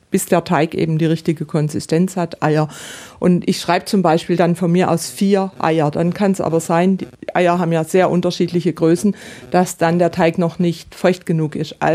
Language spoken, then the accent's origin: German; Baden-Württemberg, Germany; Und da gibt es, also ich komme ja aus dem Südbadischen und im Südbadischen gibt es die Bubespitzle